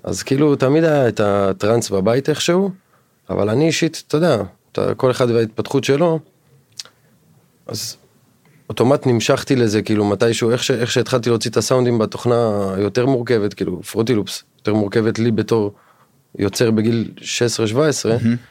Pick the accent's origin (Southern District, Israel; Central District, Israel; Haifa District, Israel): Southern District, Israel; Dimona; moved away as an adult; אני במקור מהדרום, אה, מדימונה. נולדתי והתחנכתי וגדלתי שם עד גיל 21.